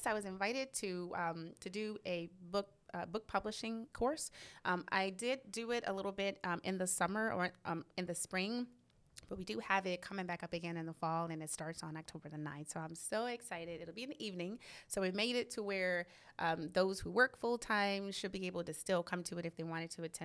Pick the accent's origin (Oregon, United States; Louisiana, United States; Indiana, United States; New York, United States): Louisiana, United States; New Orleans; also born or lived in Arlington, Texas / Dallas-Fort Worth, Texas; now in Waco, United States; my hometown is originally New Orleans, Louisiana